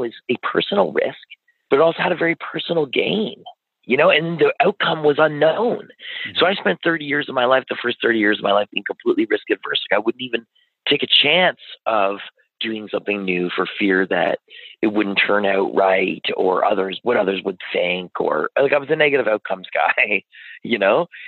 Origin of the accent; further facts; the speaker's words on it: Ottawa, Ontario, Canada; we grew up in West Carleton, just sort of on the edge of Kanata and West Carleton